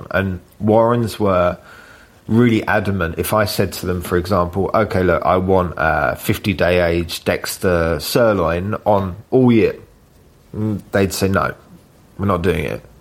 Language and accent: English; London, United Kingdom; I have none at all. I'm a Londoner.